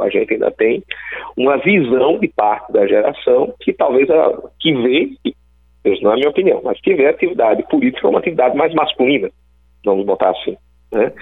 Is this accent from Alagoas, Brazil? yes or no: yes; Alagoas, Brazil; also born or lived in Rio Grande do Norte; Apesar de ser alagoano, eu nasci no Rio Grande do Norte.